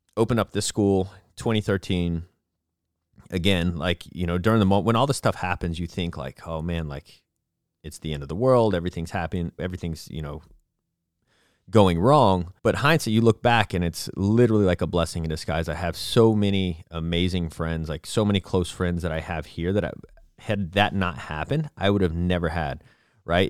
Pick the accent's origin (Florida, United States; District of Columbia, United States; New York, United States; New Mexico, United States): Florida, United States; moved away; also born or lived in Abilene, Texas / Dallas, Texas / Portland / California; I grew up in Florida